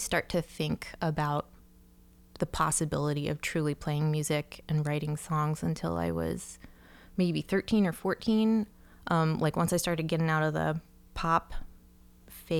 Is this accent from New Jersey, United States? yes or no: yes; New Jersey, United States; a pretty privileged kid growing up in New Jersey